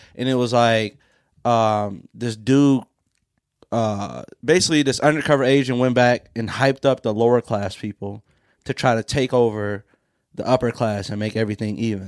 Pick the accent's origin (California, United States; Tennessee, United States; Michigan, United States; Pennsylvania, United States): Michigan, United States; Pontiac; my hometown of Pontiac